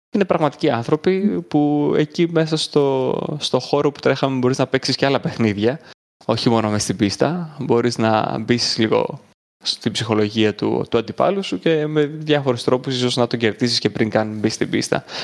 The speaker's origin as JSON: {"language": "Greek", "country": "Greece", "said": "Του λέω από την Ελλάδα"}